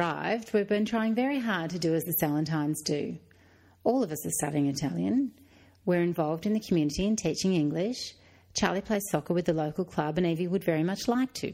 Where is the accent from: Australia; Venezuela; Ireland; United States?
Australia; we're all Australian now